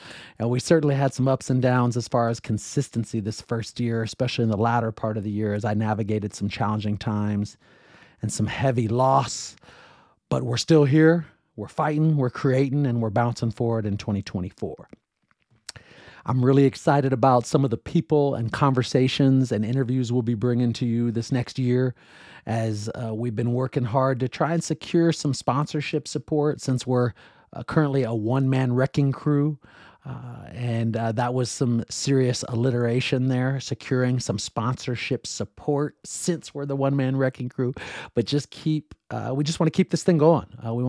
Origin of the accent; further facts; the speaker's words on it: Seattle, Washington, United States; In the words of the great Dave Niehaus, who I grew up listening to in Seattle.